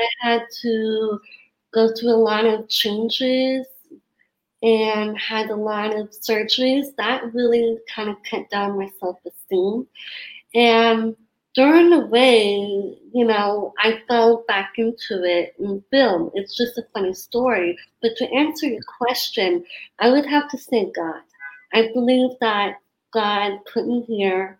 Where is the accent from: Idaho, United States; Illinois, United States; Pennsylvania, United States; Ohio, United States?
Idaho, United States; Sandpoint; moved away as an adult; also born or lived in San Francisco, California / New York; I'm from Sandpoint, Idaho. So I moved there about when I was 6 months old, and I was raised there about until I was 19.